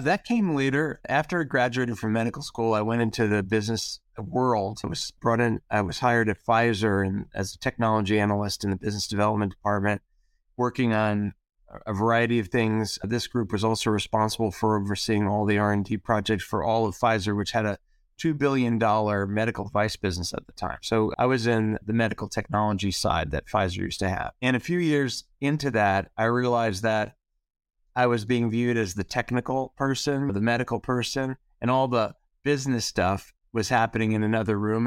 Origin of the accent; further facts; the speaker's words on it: East Coast, United States; I grew up on the East Coast